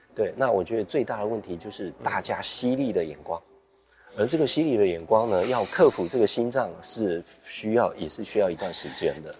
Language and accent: Chinese; Pingtung County, Taiwan; moved away as an adult; also born or lived in Hsinchu; 我从新竹北部，然后，呃，就是又回到自己的老家屏东